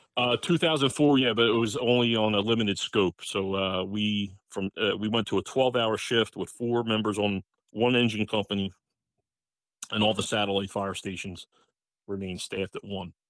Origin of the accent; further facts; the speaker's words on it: Pennsauken, New Jersey, United States; I was, uh, born and raised in Pennsauken